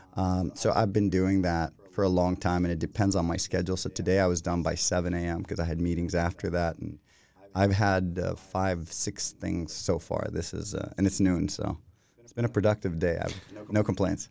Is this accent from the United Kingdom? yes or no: no; Costa Rica; first language Spanish; English is a second language; moved away as an adult; now in Sweden; I grew up in Costa Rica, went to school there. I didn't speak a word of English until I think I entered like the sixth grade